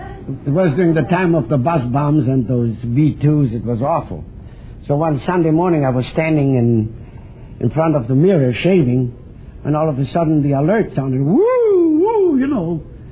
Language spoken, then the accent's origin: English; Vienna, Austria; moved away as an adult; now in California, United States; I was born in Vienna.